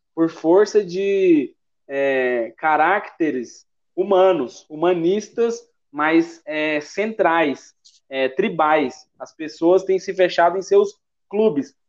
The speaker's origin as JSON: {"language": "Portuguese", "region": "Goiás", "country": "Brazil", "accent": "goiano", "said": "Sendo bem goiano aqui"}